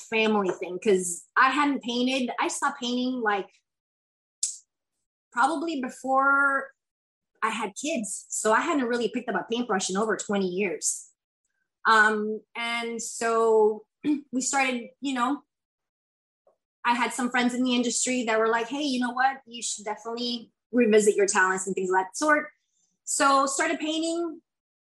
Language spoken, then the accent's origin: English; Kissimmee, Florida, United States; also born or lived in Puerto Rico; I'm originally from Puerto Rico. I lived there until I was 8, and then I've been in Kissimmee since pretty much my whole entire life